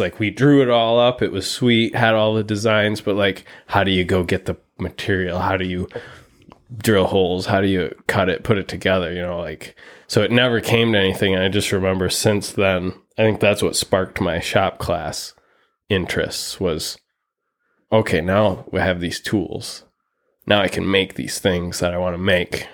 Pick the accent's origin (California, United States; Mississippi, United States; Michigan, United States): Michigan, United States; Muskegon; also born or lived in Fremont, Michigan; was born and raised in West Michigan, Muskegon mostly